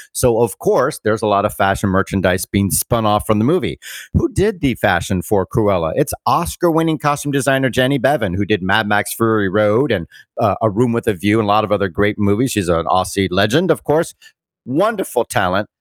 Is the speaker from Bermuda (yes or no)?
yes; Bermuda; moved away; Bermuda, my hometown